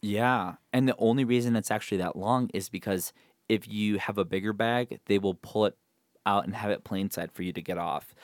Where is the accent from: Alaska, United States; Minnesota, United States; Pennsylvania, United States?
Minnesota, United States; Rochester; moved away; my hometown, Rochester, Minnesota